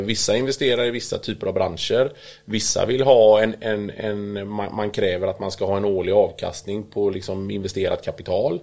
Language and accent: Swedish; Kungälv, Västra Götaland, Sweden; also born or lived in United States / Italy; kommer ju från Kungälv